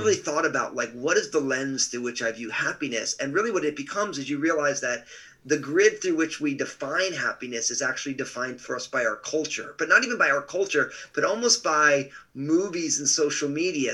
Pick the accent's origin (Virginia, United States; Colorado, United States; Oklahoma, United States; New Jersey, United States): New Jersey, United States; moved away as an adult; also born or lived in Pacific Northwest; moved out to uh, what they called the boondocks of New Jersey, which it isn't that anymore. Uh, and so, but I just grew up in a big, loving, all Italian family